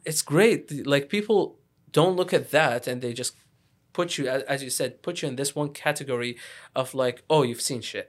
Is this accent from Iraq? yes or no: yes; Iraq; also born or lived in Lebanon; now in Ottawa, Canada; I'm from, I'm from Iraq. I lived in Lebanon too. So, like, I'm Iraqi Lebanese.